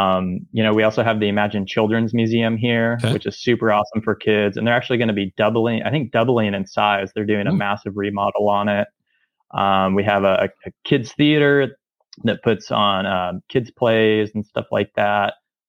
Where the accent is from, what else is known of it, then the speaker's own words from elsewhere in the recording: Snohomish County, Washington, United States; now in Everett, United States; I grew up in Snohomish County, in the north end of Snohomish County, in a more rural area.